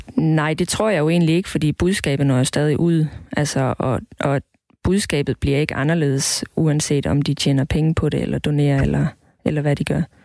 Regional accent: Southern Jutland, Southern Denmark, Denmark; now in Roskilde, Denmark; jeg kommer fra Sønderjylland, hvor der ikke er den største befolkning af homoseksuelle, så jeg havde ikke rigtig nogen at spejle mig

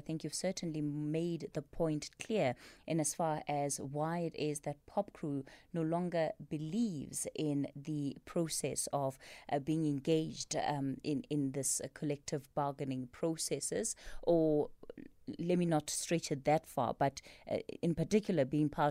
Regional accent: South Africa; We as the South African public

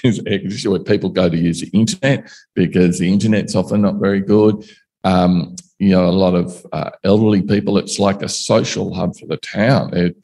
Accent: Canberra, Australian Capital Territory, Australia; I grew up in Canberra.

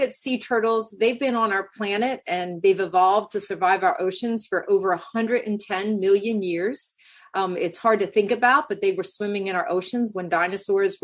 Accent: Delaware, United States; I'm from Delaware, which is a coastal state much further north

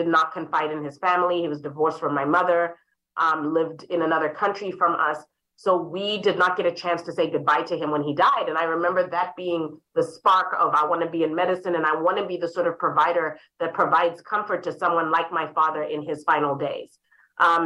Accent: Harare, Zimbabwe; now in St. Louis, United States; I was raised in Harare, Zimbabwe

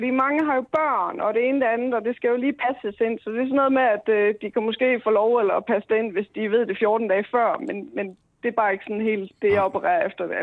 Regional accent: Denmark; så er jeg fra Jylland.

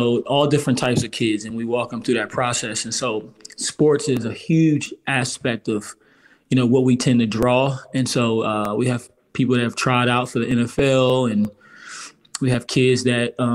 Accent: outside of Baltimore, Maryland, United States; I grew up in outside of Baltimore area

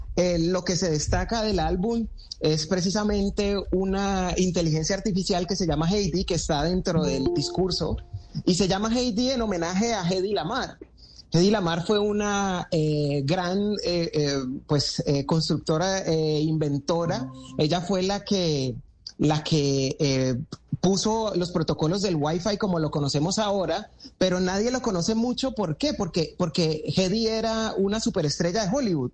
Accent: Cali, Valle del Cauca, Colombia; de Cali pa'l mundo

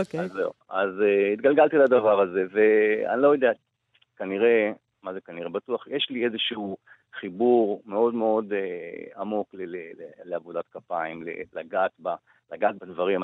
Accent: Israel; אני עד גיל, אה, שמונה עשרה גדלתי בקיבוץ, אה, דתי

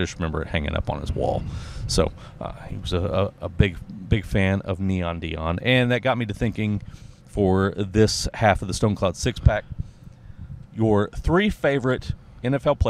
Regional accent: Oklahoma, United States; growing up in Oklahoma

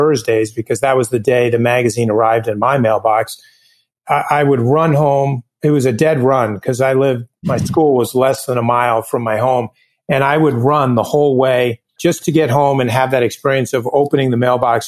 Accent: southeastern Connecticut, United States; I was raised in southeastern Connecticut, which in a shoreline community that's on Long Island Sound

